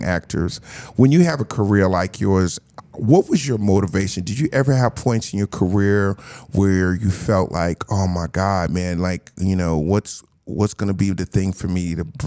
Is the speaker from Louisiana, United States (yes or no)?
no; New Jersey, United States; I'm from New Jersey.